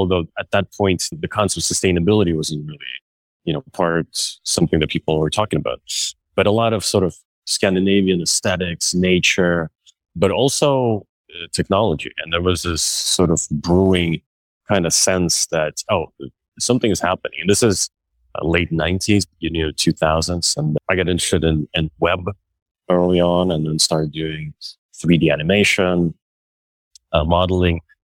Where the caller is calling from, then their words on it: Brooklyn, New York, United States; The rainy Brooklyn Navy Yard.